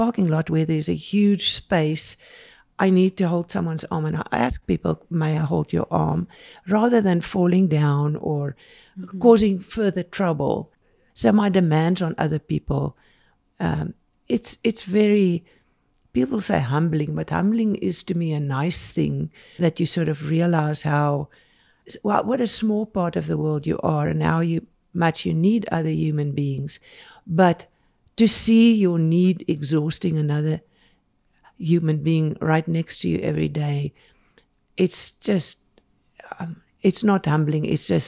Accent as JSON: {"language": "English", "country": "South Africa", "moved": "yes", "lives_now": "Salt Lake City, United States", "said": "We moved quite a bit because we didn't know the area when we came here from South Africa. And we just, you know, first time we picked a house that we could afford with all the money we brought from South Africa."}